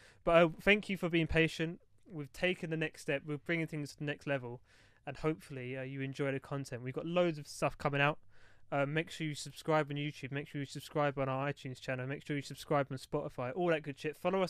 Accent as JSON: {"language": "English", "region": "London", "country": "United Kingdom", "said": "We are three friends from East London."}